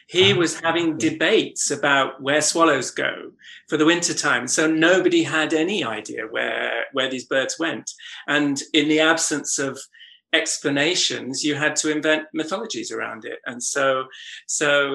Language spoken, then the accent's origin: English; North Norfolk, East of England, United Kingdom; I grew up in North Norfolk.